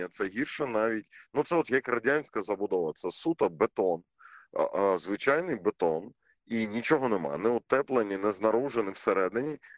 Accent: Mariupol, Donetsk Oblast, Ukraine; Ми, ми кожен маріуполець розуміє, що в Києві в Києві не буває так холодно, як в Маріуполі за однакової температури.

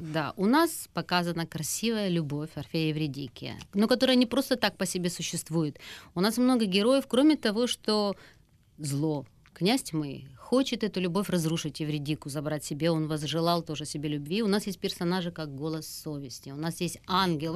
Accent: Ukraine; у себя на родине, угу. на нашей любимой батькивщине Украине

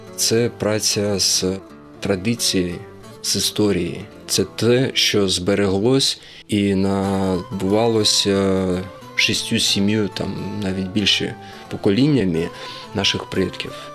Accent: Uzbekistan; moved away; also born or lived in Crimea; Я народився в Узбекистані, батько у мене напівукраїнець, напівнімець, от, але я відчуваю себе кримським татарином

